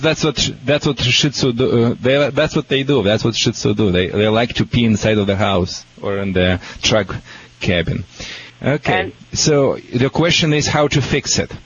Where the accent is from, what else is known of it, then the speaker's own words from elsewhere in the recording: Russia; moved away; From Russia